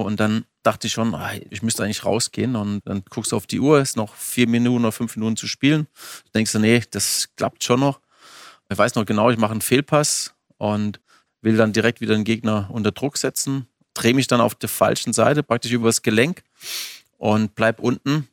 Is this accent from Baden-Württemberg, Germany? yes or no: yes; Bammental, Baden-Württemberg, Germany; ich engagiere mich auch sehr für meinen Heimatort